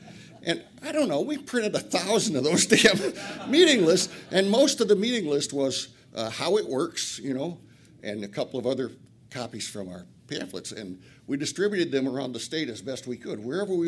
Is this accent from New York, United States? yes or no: no; Flint, Michigan, United States; I'm an addict from Flint.